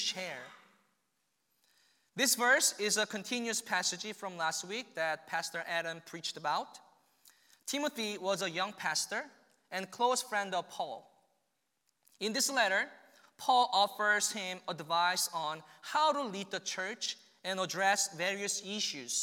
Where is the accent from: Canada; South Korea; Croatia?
South Korea; now in Kearney, United States; I came from South Korea.